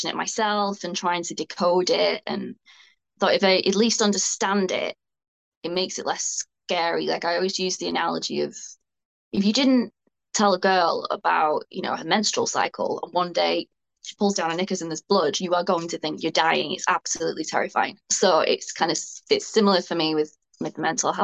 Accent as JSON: {"language": "English", "town": "Bolton", "region": "North West England", "country": "United Kingdom", "said": "where I'm from Bolton"}